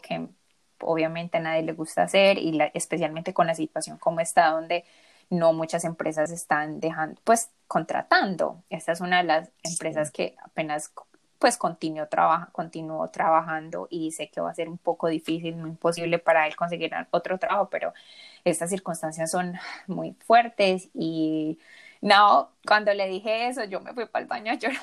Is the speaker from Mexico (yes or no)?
no; Colombia; now in United States; yo tampoco soy de acá, yo soy colombiana